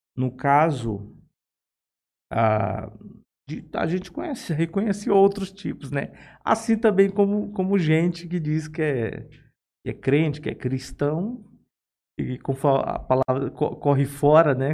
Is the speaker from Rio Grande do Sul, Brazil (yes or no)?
no; Fortaleza, Ceará, Brazil; accent: nordestino; moved away as an adult; E eu não sei se o meu sotaque já denunciou, mas eu sou nordestino. Eu, eu sou natural de Fortaleza. Ah, nasci em Fortaleza. Aos 19 anos eu, eu saí.